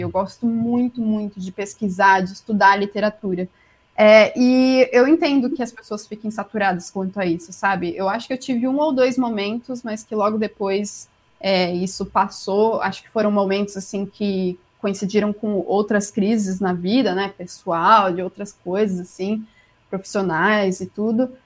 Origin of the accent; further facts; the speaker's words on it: Jundiaí, São Paulo, Brazil; accent: paulistano; moved away as an adult; Sou de Jundiaí, interior de São Paulo